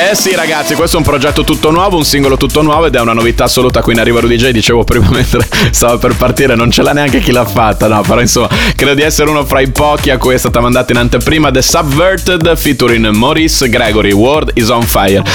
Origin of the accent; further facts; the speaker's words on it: Bologna, Emilia-Romagna, Italy; io sono di Bologna